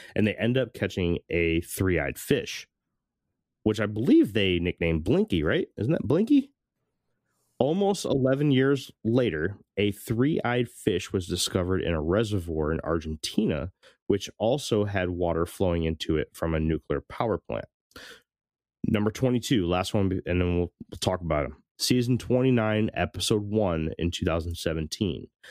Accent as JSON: {"language": "English", "region": "Connecticut", "country": "United States", "tie": "born or raised there", "said": "I grew up in Connecticut, pretty close to to New York"}